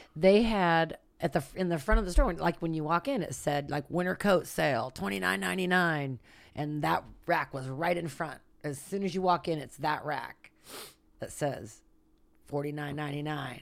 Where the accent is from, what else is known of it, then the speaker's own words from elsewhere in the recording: Santa Rosa, California, United States; I'm from Santa Rosa. That's where I was born and raised.